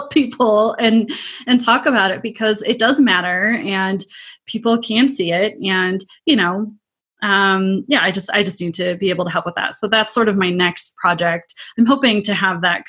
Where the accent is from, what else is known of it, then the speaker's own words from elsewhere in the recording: Midwest, United States; I'm from the Midwest. I said Pop